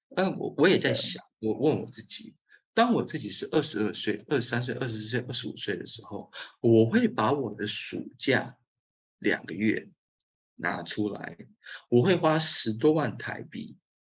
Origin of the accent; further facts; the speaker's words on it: Keelung, Taiwan; 我也是基隆人